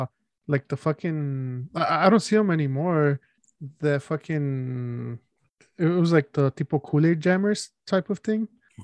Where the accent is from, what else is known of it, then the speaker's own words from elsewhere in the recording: Chicago, Illinois, United States; we're from Chicago, right, dude?